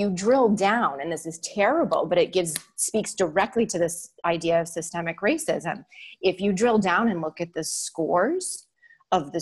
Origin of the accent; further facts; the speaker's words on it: Massachusetts, United States; I was raised in Massachusetts